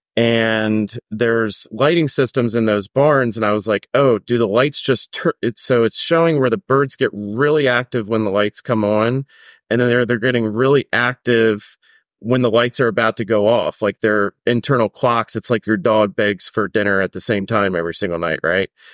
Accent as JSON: {"language": "English", "region": "Maryland", "country": "United States", "tie": "born or raised there", "said": "I grew up in Maryland"}